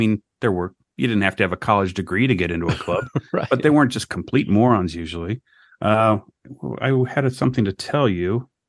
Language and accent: English; Cincinnati, Ohio, United States; I know I'm a Yankee, but it's like I'm from Ohio